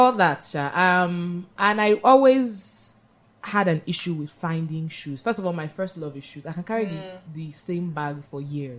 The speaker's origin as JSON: {"language": "English", "region": "Lagos", "country": "Nigeria", "tie": "born or raised there", "also_born_or_lived": "Rochester, Michigan, United States", "said": "born and bred in Lagos, went to various schools, Pampas, Navy, QC."}